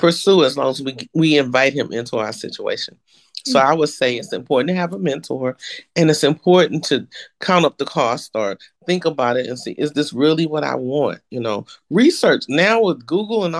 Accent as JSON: {"language": "English", "region": "Texas", "country": "United States", "moved": "as an adult", "said": "I'm from Texas. I was never coming back to Texas"}